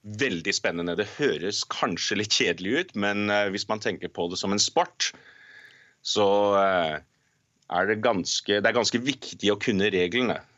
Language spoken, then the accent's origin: Norwegian; Norway; now in Canada; jeg er norsk